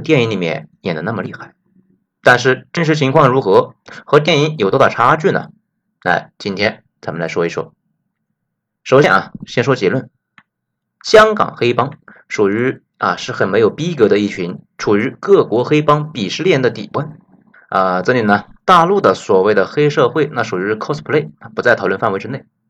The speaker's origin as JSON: {"language": "Chinese", "country": "China", "said": "作为内地人"}